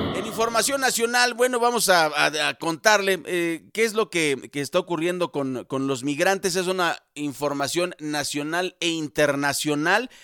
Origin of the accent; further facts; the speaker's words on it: Mexico; Los mexicanos sabemos perfectamente que no todo se documenta, lo sabemos, somos mexicanos